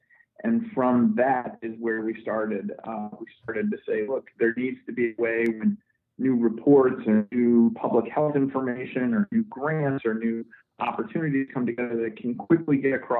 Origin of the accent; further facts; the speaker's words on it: Scranton, Pennsylvania, United States; I grew up in Scranton, Pennsylvania, and grew up as a Boy Scout